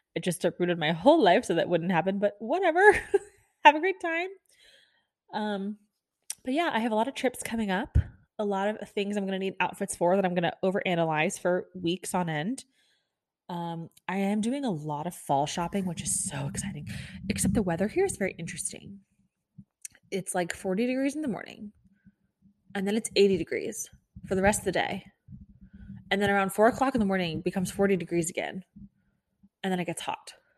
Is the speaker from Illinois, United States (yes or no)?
no; Kansas City, Missouri, United States; moved away as an adult; also born or lived in Florida; now in Texas, United States; I'm from Kansas City, this is, you all know, but I lived in Florida for ten years. I lived in Kansas City for twelve.